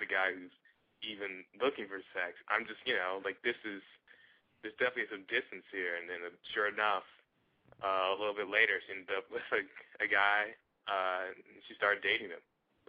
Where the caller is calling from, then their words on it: Los Angeles, California, United States; Los Angeles.